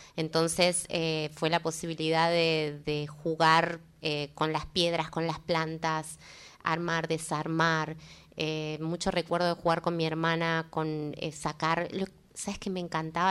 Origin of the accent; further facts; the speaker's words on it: Córdoba, Argentina; soy cordobesa